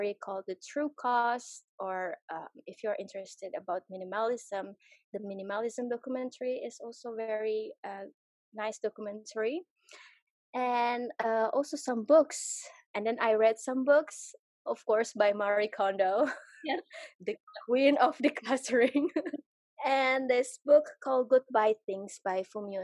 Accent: Jakarta, Indonesia; moved away as an adult; I grew up also in Jakarta

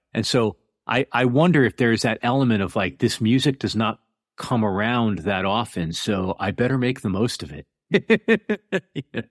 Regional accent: Connecticut, United States; moved away as an adult; also born or lived in New York City; I grew up on the East Coast of America in Connecticut, and then I spent about 20 years in New York City

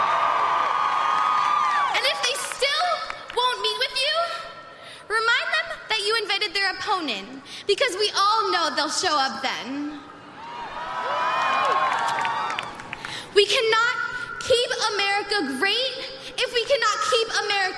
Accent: Parkland, Florida, United States; Parkland is my home

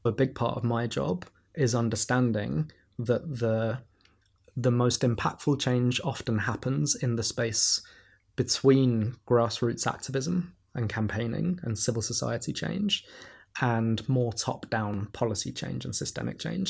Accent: London, United Kingdom; growing up in Camdentown when I was a kid

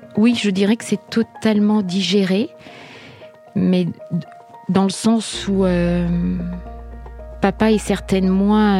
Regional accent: Isère, near Grenoble, Auvergne-Rhône-Alpes, France; now in Brétigny-sur-Orge, France; on a grandi tous ensemble dans l'Isère, à côté de Grenoble exactement

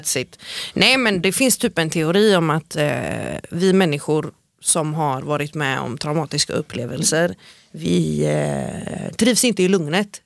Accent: Gothenburg, Västra Götaland, Sweden; som kom ifrån eh, Angered

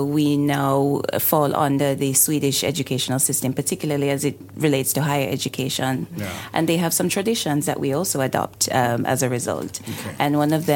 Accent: Jamaica; I am a Jamaican, of course, a very, very proud Jamaican. My country is located in the Caribbean

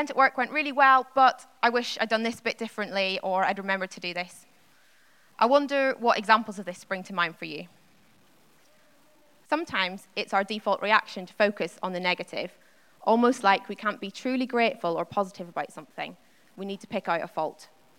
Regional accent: Northern Ireland, United Kingdom; I grew up in Northern Ireland

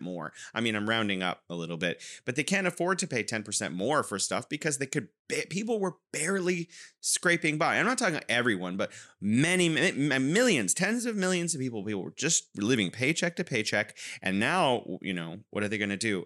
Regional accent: California, United States; now in Wuhan, China; I'm originally from California, but now I am living in beautiful Wuhan, China.

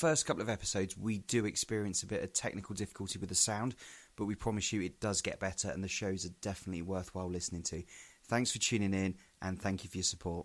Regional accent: Weymouth, South West England, United Kingdom; I come from a small seaside town called Weymouth

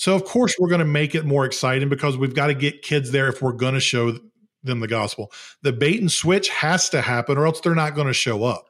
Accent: the South, United States; I'm from the South

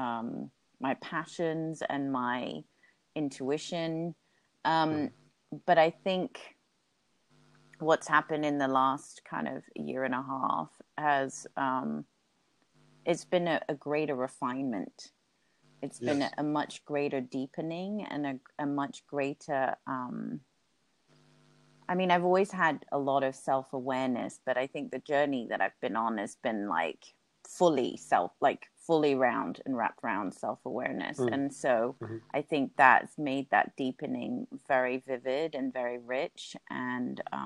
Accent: Hong Kong; half English, half Swiss, but born and grew up in Hong Kong

